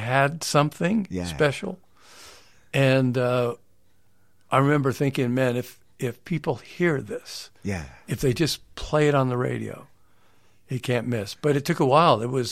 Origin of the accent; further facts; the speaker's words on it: California, United States; I'm a Californian.